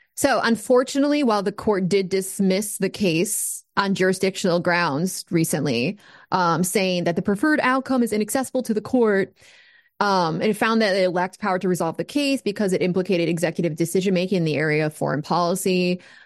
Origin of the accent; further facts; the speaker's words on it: United States; as an American